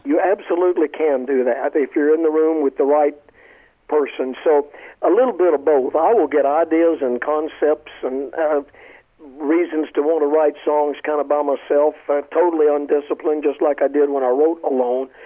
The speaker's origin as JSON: {"language": "English", "town": "Columbia", "region": "South Carolina", "country": "United States", "tie": "born or raised there", "said": "as a little boy in Columbia, South Carolina"}